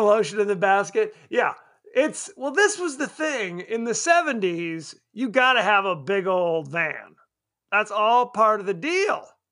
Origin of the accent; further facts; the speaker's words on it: Palm Springs, California, United States; we grew up in Palm Springs